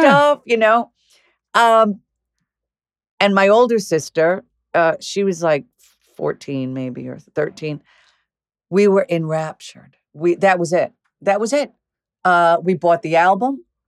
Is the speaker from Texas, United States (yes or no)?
no; Commack, New York, United States; also born or lived in Flushing, New York; I was born in Flushing, but I ended up basically, from four years old on, I was in Comac, Long Island